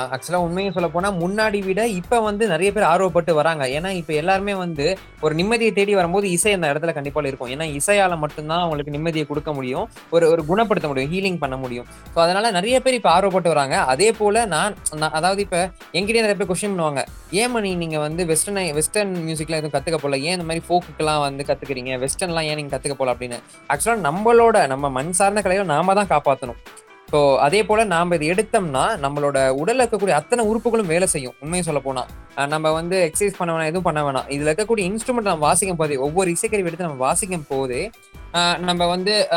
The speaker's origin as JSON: {"language": "Tamil", "town": "Erode", "region": "Tamil Nadu", "country": "India", "tie": "born or raised there", "said": "எங்கள் ஊர் என்னோட சொந்த ஊர் பார்த்தீங்கன்னா ஈரோடு"}